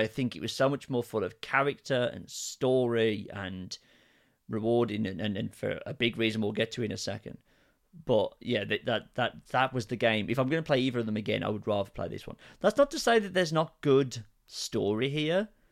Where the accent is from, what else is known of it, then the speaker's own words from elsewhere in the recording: United Kingdom; we are British